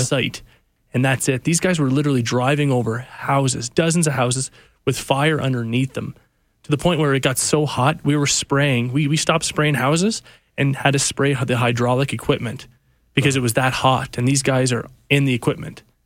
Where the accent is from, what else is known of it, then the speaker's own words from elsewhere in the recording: Cape Breton, Nova Scotia, Canada; moved away; I went back to my hometown of Cape Breton